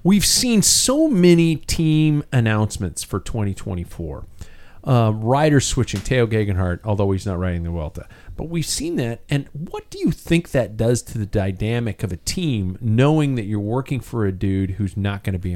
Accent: United States; here in the States

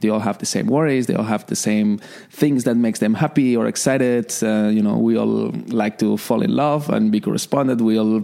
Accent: Barcelona, Catalonia, Spain; moved away as an adult; also born or lived in Canada / Sydney, Australia / London, United Kingdom; now in Dubai, United Arab Emirates; originally from Barcelona

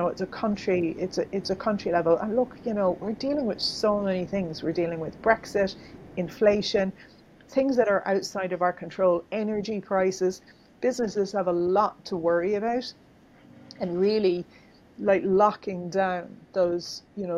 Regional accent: Ireland; I grew up in Ireland

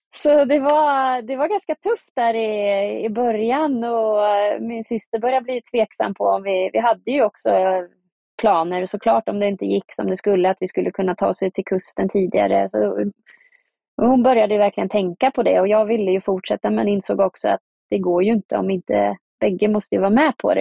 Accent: Östergötland, Sweden; moved away as an adult; now in Tromsø, Norway; åka hem till Östergötland, där jag kommer ifrån

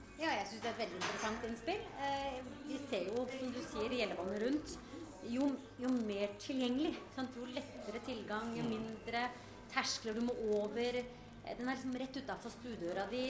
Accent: Norway; som nordmenn

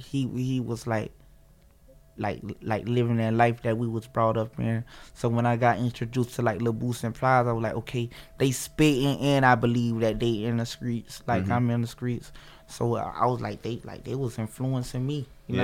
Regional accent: Florida, United States; Broward County.

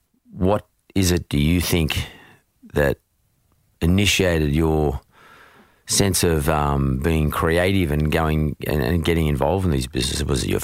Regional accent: Narwee, New South Wales, Australia; Not far from Hurstville. I went to school in Bankstown, but I was more near an area called Ngawi.

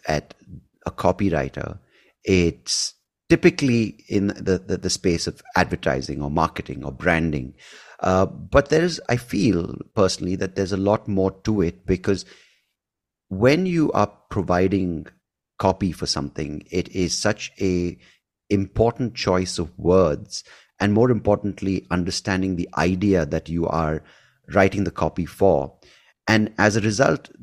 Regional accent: India; I grew up in India

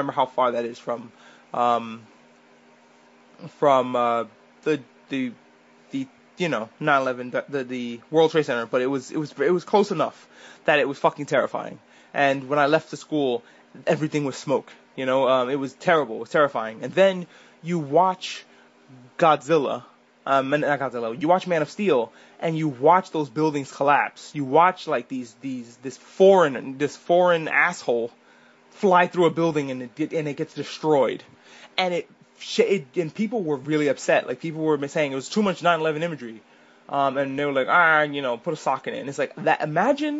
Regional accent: New York, United States; I'm a New Yorker, but I was in New York when the towers fell

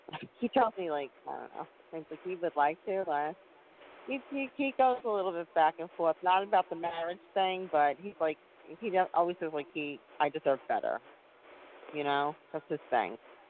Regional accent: New York, United States; I'm from New York.

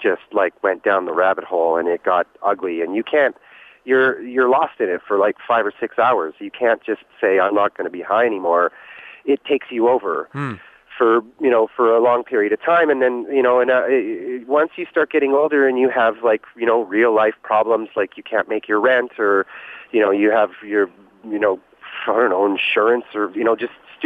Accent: Regina, Saskatchewan, Canada; I grew up in Regina

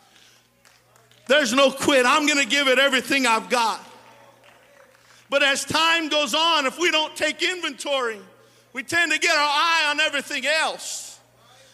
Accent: California, United States; born or raised there; also born or lived in Modesto

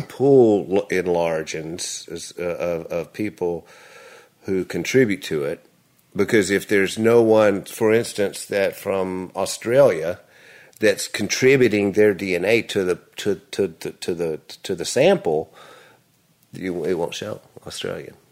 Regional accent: Nashville, Tennessee, United States; I was born in Vanderbilt Hospital, Nashville.

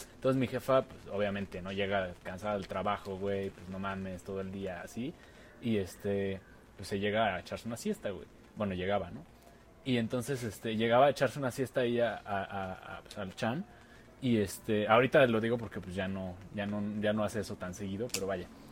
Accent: Mexico; como buen niño mexicano jugamos a la WWE

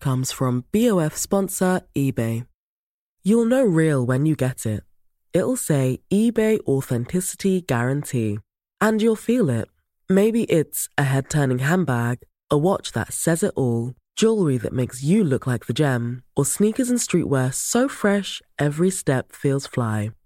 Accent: Ireland; as Irish people

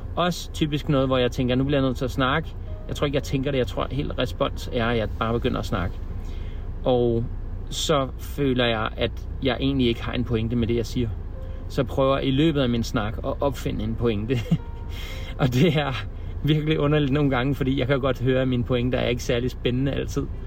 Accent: Denmark; vi som danskere

